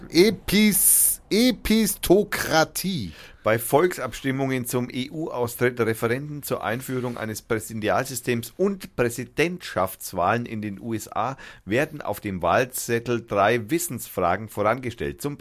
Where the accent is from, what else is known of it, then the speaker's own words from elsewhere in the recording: Berlin, Germany; Finde ich super. Als Berliner.